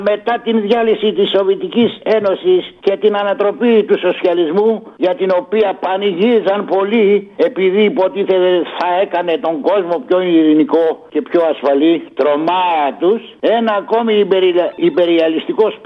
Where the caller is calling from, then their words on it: Egaleo, Attica, Greece; από το Εγάλιο.